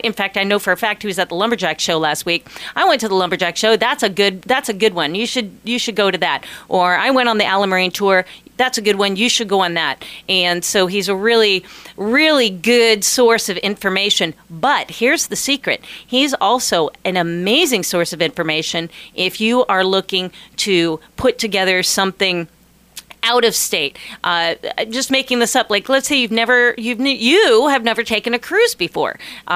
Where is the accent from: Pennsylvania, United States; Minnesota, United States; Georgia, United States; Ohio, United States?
Ohio, United States; Columbus; now in Alaska, United States; where I grew up in Columbus, Ohio